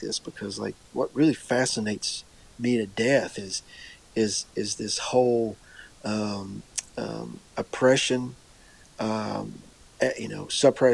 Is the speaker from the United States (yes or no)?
yes; Eastern Kentucky, United States; I grew up obviously in Eastern Kentucky